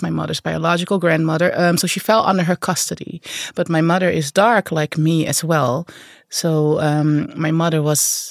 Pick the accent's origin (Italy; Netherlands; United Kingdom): Netherlands; English is a second language; moved away as an adult; now in New York, United States; I grew up in the Netherlands. That's in a neighborhood that's not Jewish at all. Rather, very Christian, typical Dutch Christian farmers village